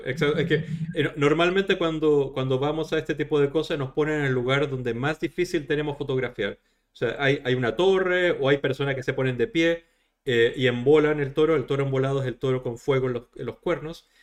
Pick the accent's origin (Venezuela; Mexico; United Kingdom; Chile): Chile; en mi país, en Chile, está abolida la tauromaquia